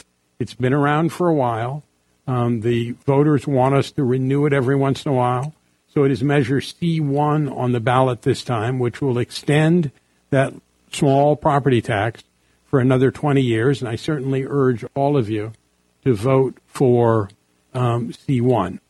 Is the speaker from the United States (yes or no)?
yes; San Francisco, California, United States; I grew up in San Francisco, rode Muni to grammar school and Muni to high school